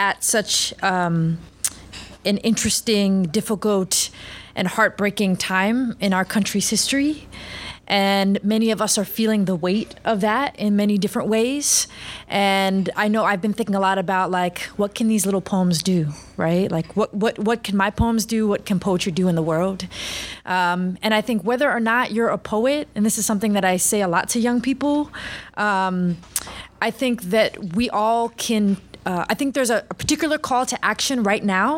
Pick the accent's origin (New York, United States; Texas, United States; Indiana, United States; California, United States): New York, United States; New York City; growing up in New York City